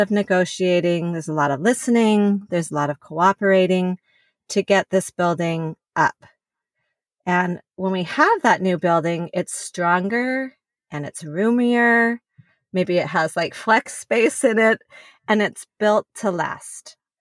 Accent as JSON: {"language": "English", "town": "Salt Lake City", "region": "Utah", "country": "United States", "tie": "born or raised there", "also_born_or_lived": "California", "said": "I was born in California, but was mostly, uh, raised in Salt Lake City. We moved there when I was pretty young"}